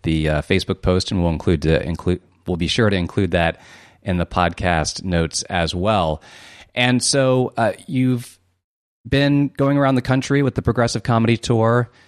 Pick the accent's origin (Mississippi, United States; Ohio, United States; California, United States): Ohio, United States; Columbus; I'm from Columbus, Ohio myself.